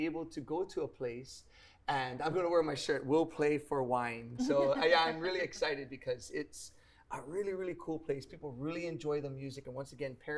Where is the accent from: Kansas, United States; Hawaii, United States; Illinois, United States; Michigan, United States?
Hawaii, United States; Honolulu; I'm from Ainahaina